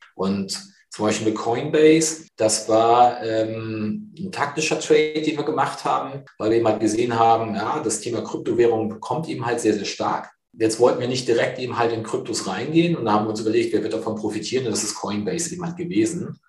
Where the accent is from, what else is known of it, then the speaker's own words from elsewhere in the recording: near Cuxhaven, Lower Saxony, Germany; moved away as an adult; now in Hamburg, Germany; gebürtig komme ich aus der Nähe von Cuxhaven